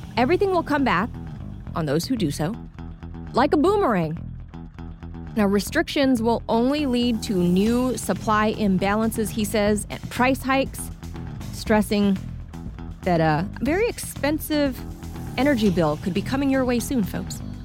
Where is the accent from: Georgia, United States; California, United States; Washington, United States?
California, United States; my home state, California